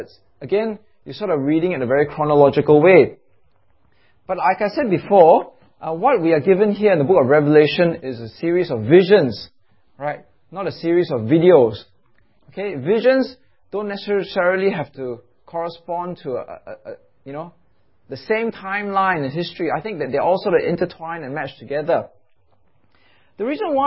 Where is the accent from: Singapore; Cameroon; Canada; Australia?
Singapore; as a Singaporean